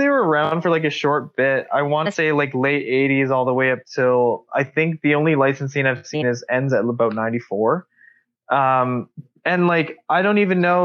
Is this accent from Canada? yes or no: yes; Calgary, Alberta, Canada; it's my hometown